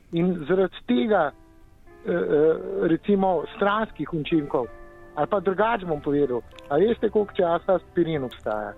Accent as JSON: {"language": "Slovenian", "country": "Slovenia"}